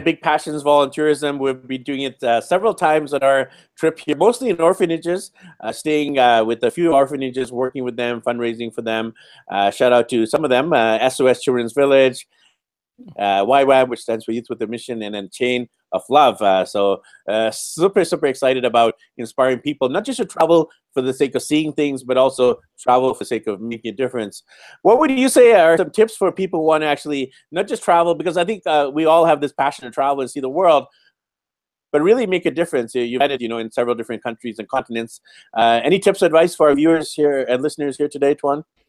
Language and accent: English; Vancouver, British Columbia, Canada; I'm from Vancouver, B C, Canada